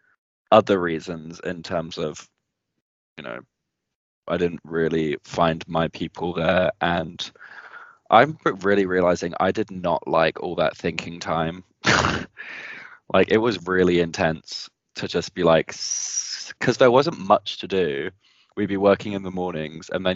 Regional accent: United Kingdom; moved away as an adult; now in New Zealand; I miss being around British people as well

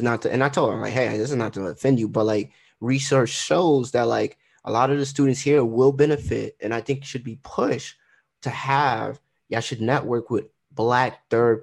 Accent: Trinidad & Tobago; Yeah, I'm Trinidadian.

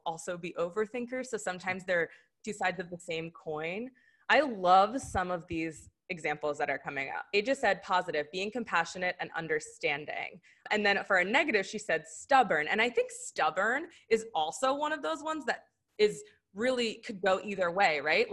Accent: Philadelphia, Pennsylvania, United States; we're from Philly

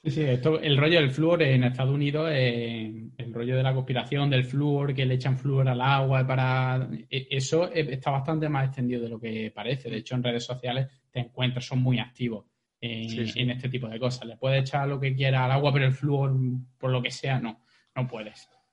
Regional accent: Jaén, Andalusia, Spain; soy muy de secano, soy de Jaén

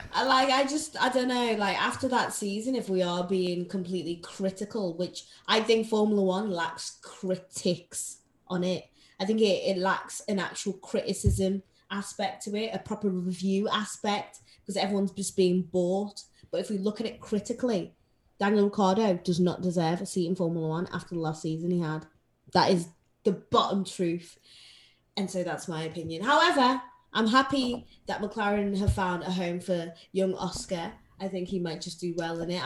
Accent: Zimbabwe; I grew I, I grew up in Zim Zimbabwe

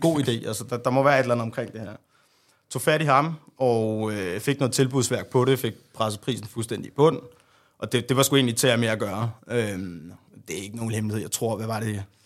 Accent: Hasselager, Central Denmark Region, Denmark; der boede jeg faktisk hos mine forældre øh, ude i Harsgaard by, hvor jeg er fra

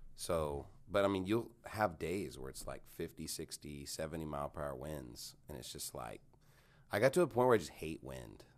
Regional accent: Canyon, Texas, United States; also born or lived in Houston, Texas / Phoenix, Arizona; now in Dallas-Fort Worth, United States; I lived in Canyon, but it's, like, ten minutes from Amarillo

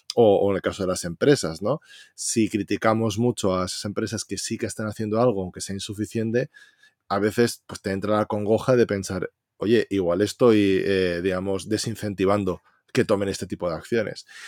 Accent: Valencia, Valencian Community, Spain; yo que soy de Valencia

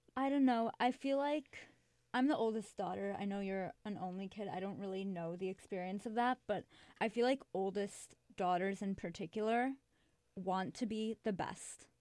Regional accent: Chicago, Illinois, United States; moved away as an adult; now in New York, United States; I'm from Chicago

